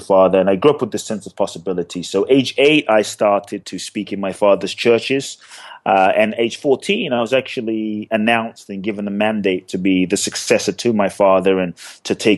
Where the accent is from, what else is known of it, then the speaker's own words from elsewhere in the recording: London, United Kingdom; also born or lived in Ghana; now in Los Angeles, United States; I grew up in London. I live in LA now